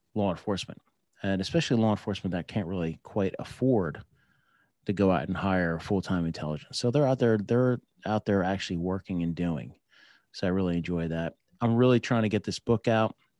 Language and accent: English; New Jersey, United States; moved away as an adult; also born or lived in San Diego; I grew up in New Jersey